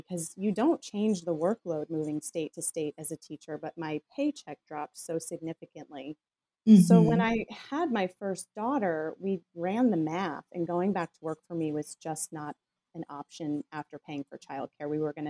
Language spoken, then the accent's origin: English; Scotland, United Kingdom; I'm Scottish. I have tight pockets.